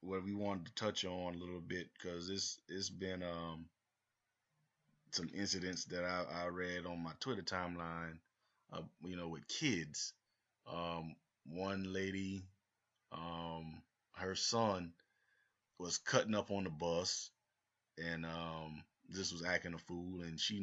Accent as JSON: {"language": "English", "region": "the South", "country": "United States", "tie": "born or raised there", "said": "we grew up in the South."}